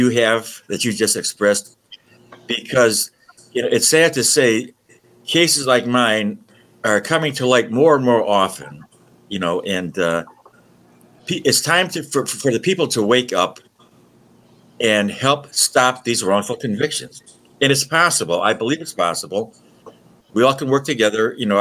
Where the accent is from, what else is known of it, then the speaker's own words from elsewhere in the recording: Detroit, Michigan, United States; also born or lived in Warren, Michigan; now in Oakland County, United States; I was born and raised in Detroit